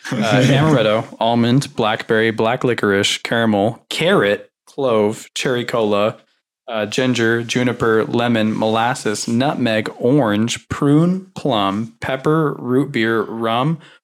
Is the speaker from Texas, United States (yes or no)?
yes; Texas, United States; I'm also from Texas